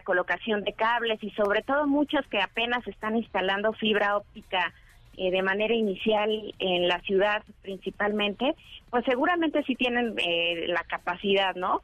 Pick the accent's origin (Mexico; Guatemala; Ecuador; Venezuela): Mexico; somos muchísimos mexicanos